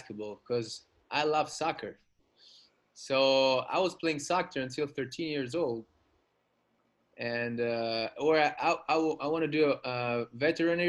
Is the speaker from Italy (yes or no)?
yes; Rome, Lazio, Italy; now in Sardinia, Italy; I was born in Rome